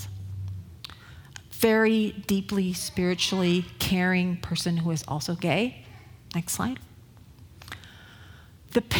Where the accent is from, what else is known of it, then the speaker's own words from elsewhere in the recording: Northern California, United States; I'm from Northern California.